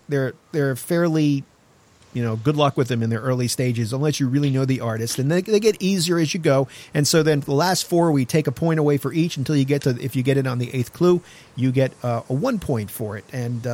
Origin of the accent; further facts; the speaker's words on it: New York, United States; I'm from New York